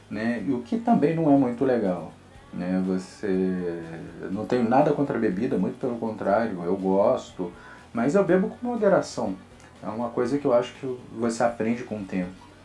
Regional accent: Rio de Janeiro, Brazil; E como meu sotaque, eu também não tenho tanto sotaque, apesar de ser carioca mesmo. Né? Tem algumas pessoas que acham que eu sou até paulista ou paulistano, mineiro, tem gente que confunde muito.

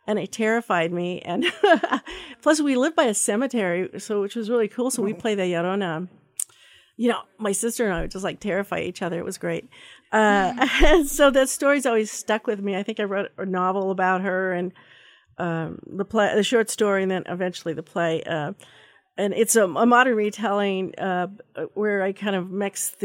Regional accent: Pueblo, Colorado, United States; now in Idaho, United States; I was born actually in Pueblo, Colorado, and we've been here for a long, long time

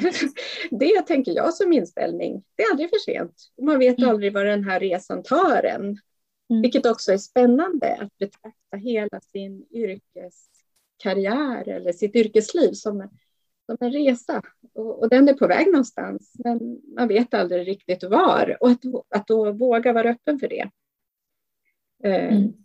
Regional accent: Sweden; vi som svenskar

